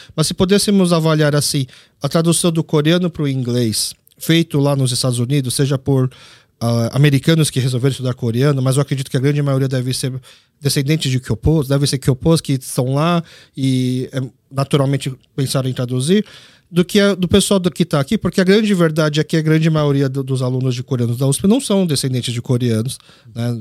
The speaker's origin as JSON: {"language": "Portuguese", "country": "Brazil", "tie": "born or raised there", "said": "eu como nasci aqui no Brasil como brasileiro, mas filho de coreano"}